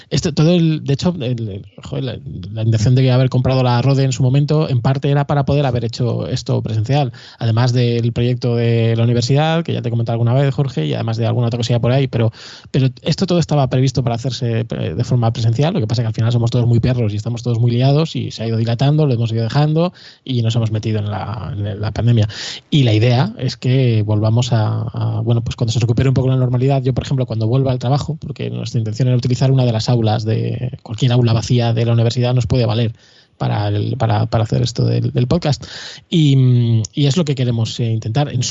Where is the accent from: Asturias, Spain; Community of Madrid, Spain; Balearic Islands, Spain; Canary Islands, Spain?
Community of Madrid, Spain; Madrid; somos todos de Madrid